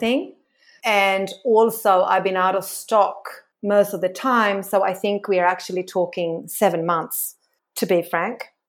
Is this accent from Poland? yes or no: no; Sweden; moved away as an adult; now in Australia; I'm from Sweden.